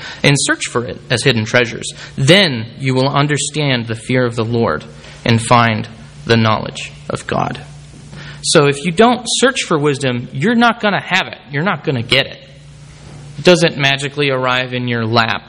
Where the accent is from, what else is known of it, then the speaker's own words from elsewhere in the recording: Bakersfield, California, United States; moved away; Kern County is my home county. I'm from Bakersfield